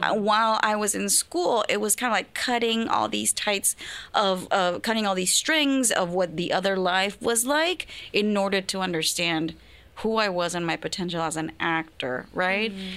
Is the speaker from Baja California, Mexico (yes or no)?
no; Culiacán, Sinaloa, Mexico; moved away; I was born and raised in Culiacan, Sinaloa